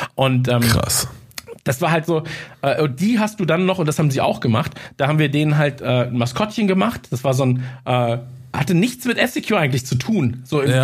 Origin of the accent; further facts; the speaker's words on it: Munich, Bavaria, Germany; ich komme aus München